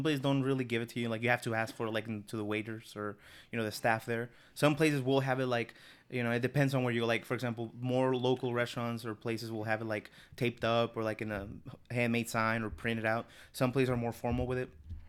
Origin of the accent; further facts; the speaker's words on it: North, Mexico; So, in Mexico, so I'm, like, from the north of the city, or from the country, rather.